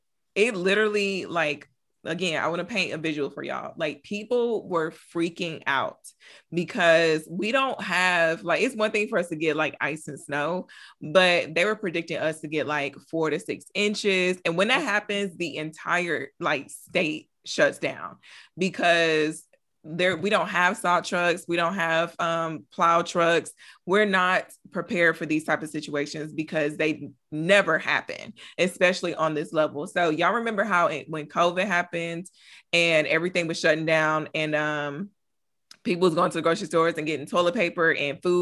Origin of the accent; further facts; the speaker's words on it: Michigan, United States; now in Texas, United States; I'm from Michigan, so I'm used to snow